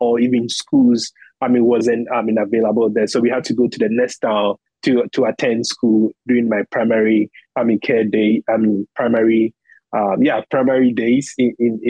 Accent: Bonfa Achiase, Ashanti, Ghana; moved away as an adult; also born or lived in Kumasi; now in United States; I was born in a specific town called Bonfa Achiase. So that is where I was born. So I was in that small community. That is where I grew up.

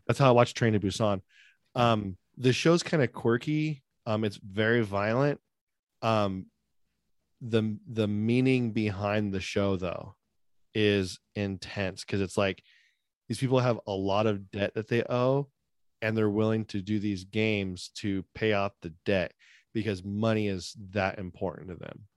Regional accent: United States; I'm American

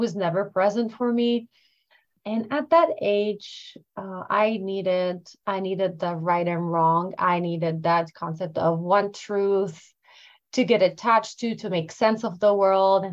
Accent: Lebanon; I'm Lebanese. I grew up in the Middle East

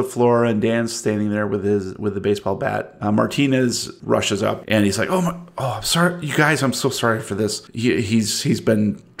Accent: Canada; No, it's not because I'm Canadian.

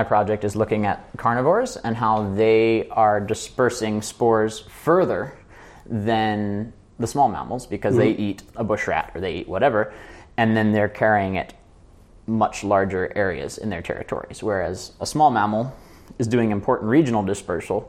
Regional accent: United States; I'm American

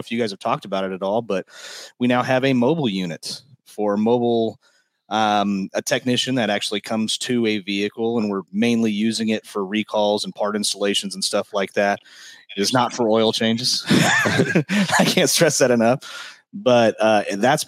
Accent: Garden City, Kansas, United States; I'm from Garden City. I'm from Garden City. I'm 45 minutes to the west

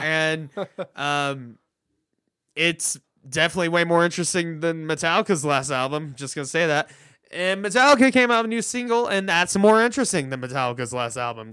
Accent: Tulsa, Oklahoma, United States; my hometown

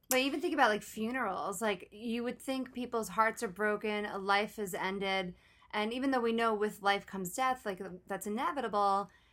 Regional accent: New York, United States; I grew up in New York on the East Coast

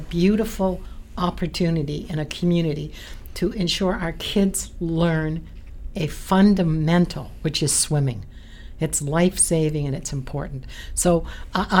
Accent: London, Ontario, Canada; I grew up near Sycamore. Silverwood Pool

